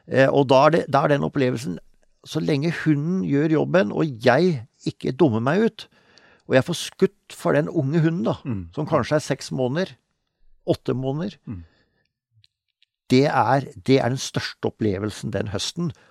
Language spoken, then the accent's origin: Norwegian; Telemark, Norway; Eh, i, eh, i sørøstlig delen av Hardangervidda, altså nord for Møsvann. Så det var egentlig der jeg vokste opp.